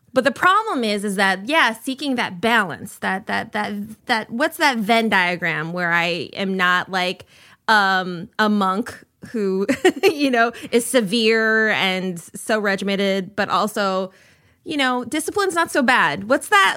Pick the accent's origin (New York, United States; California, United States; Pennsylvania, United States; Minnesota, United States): Minnesota, United States; I'm from Minnesota